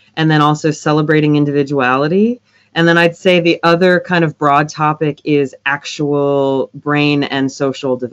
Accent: Michigan, United States; now in Nashville, United States; I'm from Michigan originally, but I'm based in Nashville now

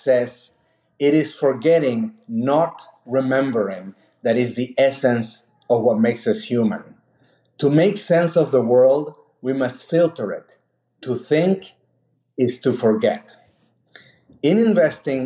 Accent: Argentina; moved away as an adult; also born or lived in Mexico / Peru; now in United States; born in Mexico, raised in Argentina, and my parents are from Peru. I came to the US 20 years ago

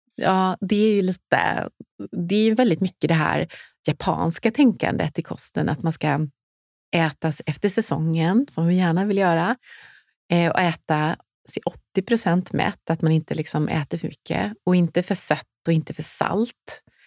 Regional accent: Nässjö, Jönköping County, Sweden; moved away as an adult; now in Stockholm, Sweden; Jag kom från Småland, från mm. Nässjö

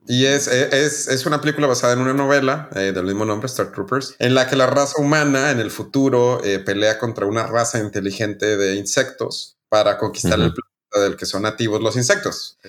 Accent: Chihuahua, Mexico; somos de Chihuahua, somos del norte

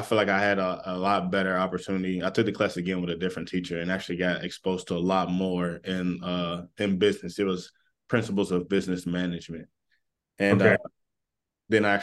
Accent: Lexington, Kentucky, United States; also born or lived in Louisville, Kentucky / Ohio; I'm originally from Lexington, but I've been in this like region majority of my high school and below life.

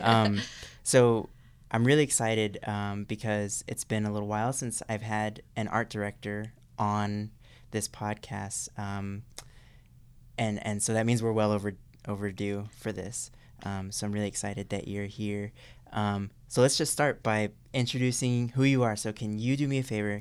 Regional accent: Orange County, California, United States; now in Burbank, United States; I grew up in Orange County

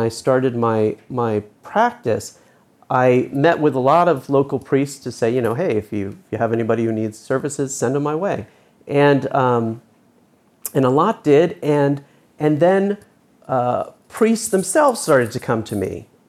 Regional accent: Northern New Jersey, United States; So I grew up in New Jersey, Northern Jersey, and went to Sunday Mass

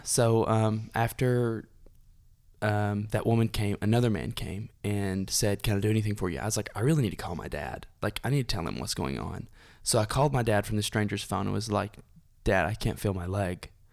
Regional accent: Dunlap, Tennessee, United States; I was born and raised in Dunlap, Tennessee

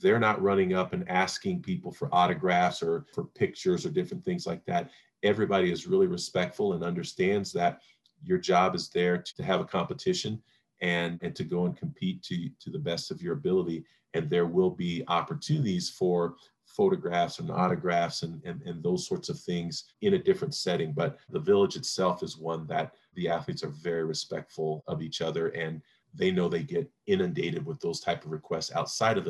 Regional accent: St. Joseph, Missouri, United States; my hometown of St. Joseph, Missouri

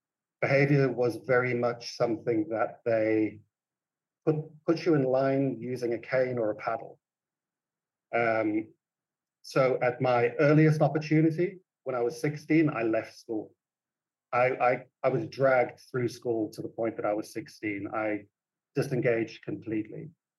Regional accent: South Africa; also born or lived in Tanzania; I was born in Tanzania to British parents, and I grew up in South Africa.

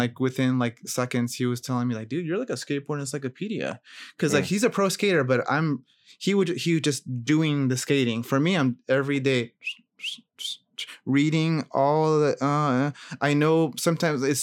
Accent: Gaithersburg, Maryland, United States; moved away as an adult; also born or lived in Rockville, Maryland; now in California, United States; I grew up in Gaithersburg, went to Prince George High School

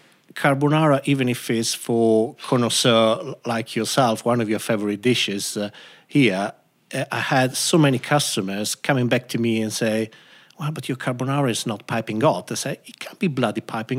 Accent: Bologna, Emilia-Romagna, Italy; now in Birmingham, United Kingdom; I'm from Bologna

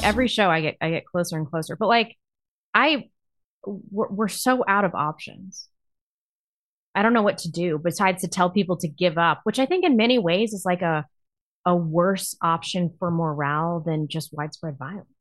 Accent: Chesterfield, Missouri, United States; I grew up in Chesterfield. That is St. Louis County.

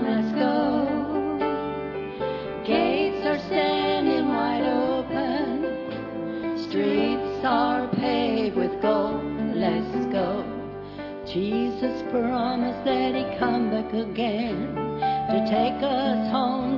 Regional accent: Beaufort, South Carolina, United States; I'm from Beaufort, South Carolina

